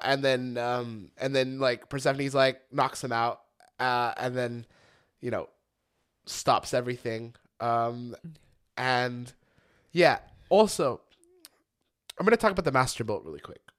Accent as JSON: {"language": "English", "town": "Lancaster", "region": "California", "country": "United States", "said": "I'm from Lancaster"}